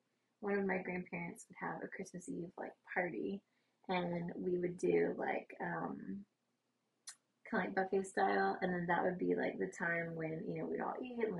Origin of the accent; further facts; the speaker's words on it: the South, United States; We're from the South